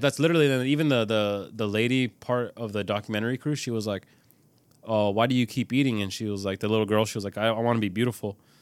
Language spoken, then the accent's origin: English; California, United States; I'm from California